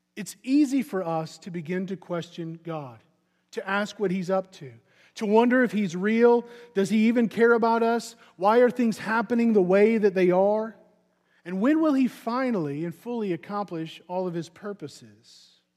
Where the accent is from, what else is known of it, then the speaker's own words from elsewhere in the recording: Missouri, United States; I'm from Missouri, so you, we have a very rich baseball heritage in Missouri